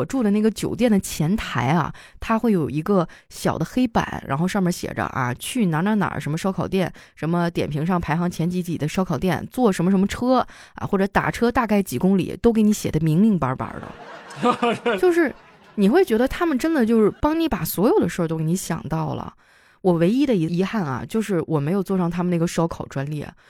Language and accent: Chinese; Northeast China, China; 我真的聊到这个，我心情也很复杂啊，因为我是东北人嘛，就很多人对于东北的一些印象